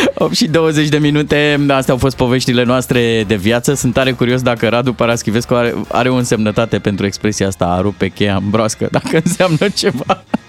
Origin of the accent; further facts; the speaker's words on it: Târgoviște, Dâmbovița County, Romania; now in Bucharest, Romania; în orașul meu natal, uh, Târgoviște